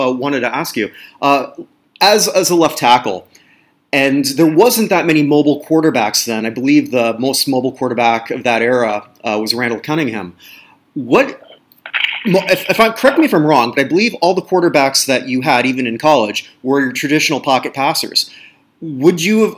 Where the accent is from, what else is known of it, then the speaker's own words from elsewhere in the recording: Burlington, Ontario, Canada; moved away as an adult; also born or lived in Toronto / Canadian Rockies; now in Barbados; I grew up in a town called Burlington